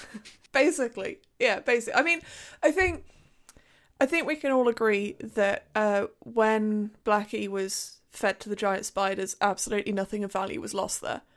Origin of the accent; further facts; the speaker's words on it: United Kingdom; as a Brit